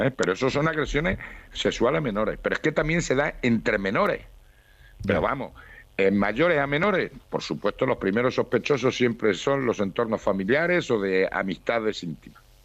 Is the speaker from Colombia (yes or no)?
no; Spain; Soy español